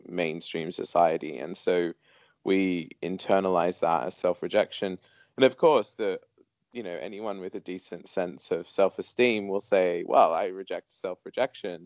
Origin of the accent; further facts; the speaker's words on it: Sydney, New South Wales, Australia; growing up in Sydney, Australia